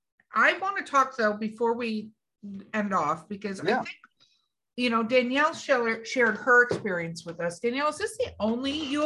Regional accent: Los Angeles, California, United States; moved away; also born or lived in New Mexico; I grew up in Hollywood, California

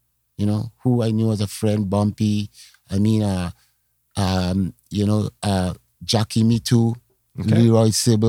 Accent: Trinidad & Tobago; now in Canada; So I think other people coming to Canada, other Caribbean, they were kind of like, I'm from Trinidad, by the way, but mm-hmm.

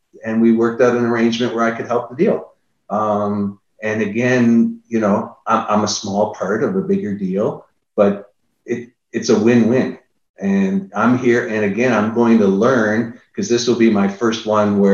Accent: Niagara Falls, Ontario, Canada; now in Austin, United States; I'm from Niagara Falls

